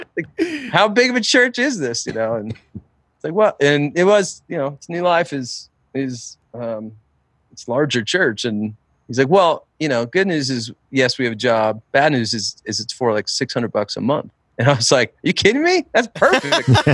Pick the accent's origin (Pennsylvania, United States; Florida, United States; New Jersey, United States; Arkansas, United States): New Jersey, United States; I grew up in New Jersey. I'm a Jersey boy through and through